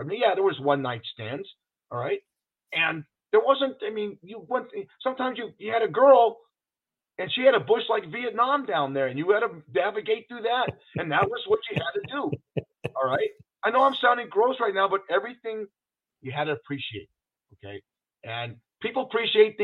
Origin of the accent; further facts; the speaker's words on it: Los Angeles, California, United States; now in Las Vegas, United States; I grew up in Los Angeles, so the weather was always great